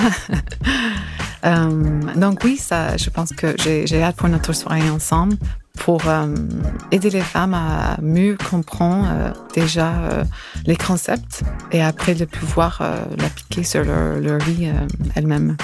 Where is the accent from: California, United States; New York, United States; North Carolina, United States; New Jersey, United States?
California, United States; French is a second language; now in France; je suis de Californie